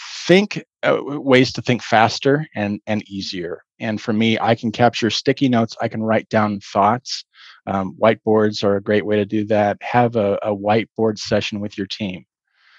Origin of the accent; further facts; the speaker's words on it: Boulder, Colorado, United States; I grew up in Boulder, Colorado.